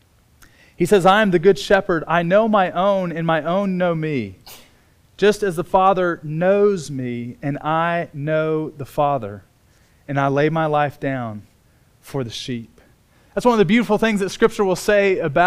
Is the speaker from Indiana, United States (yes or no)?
yes; Bloomington, Indiana, United States; I was born in Bloomington, Indiana. I grew up on a farm